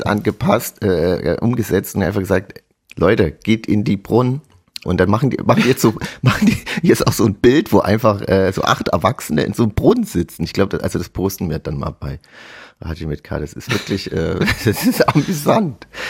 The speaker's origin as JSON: {"language": "German", "town": "Chemnitz", "region": "Saxony", "country": "Germany", "said": "bei uns in Chemnitz"}